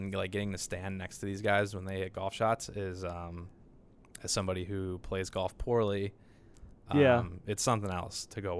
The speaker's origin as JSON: {"language": "English", "town": "Cleveland", "region": "Ohio", "country": "United States", "tie": "born or raised there", "said": "I grew up in Cleveland, Ohio."}